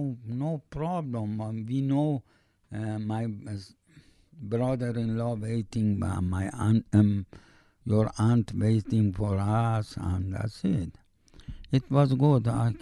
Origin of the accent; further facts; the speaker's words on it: Canada; English is a second language; That's my flag. That's my I'm proud Canadian. Really, I am proud. Bottom of my heart, I'm proud Canadian.